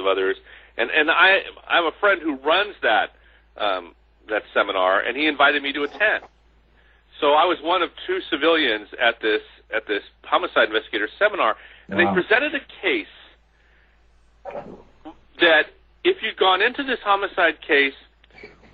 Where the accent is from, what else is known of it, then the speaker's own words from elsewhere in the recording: San Francisco Bay Area, California, United States; also born or lived in Los Angeles; I grew up in the San Francisco Bay Area